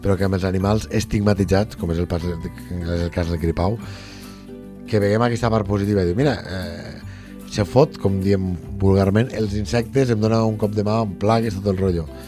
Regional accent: Lleida, Catalonia, Spain; nosaltres intentem com a lleidatans

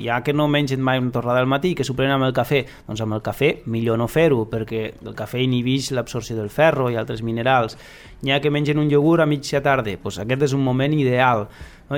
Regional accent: Lleida, Catalonia, Spain; si som de Lleida

